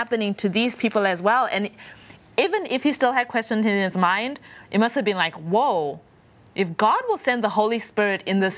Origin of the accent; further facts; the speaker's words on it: Zimbabwe; I'm from Zimbabwe